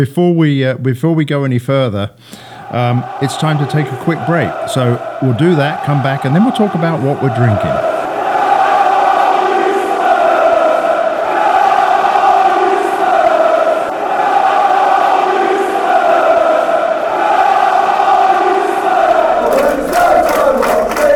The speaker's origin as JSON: {"language": "English", "town": "Worthing", "region": "South East England", "country": "United Kingdom", "tie": "born or raised there", "moved": "yes", "lives_now": "United States", "said": "I was born in Worthing, which is about 10 miles from Brighton."}